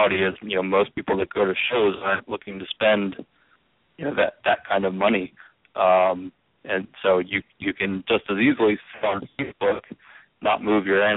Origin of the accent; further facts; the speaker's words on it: Pennsylvania, United States; I'm from Pennsylvania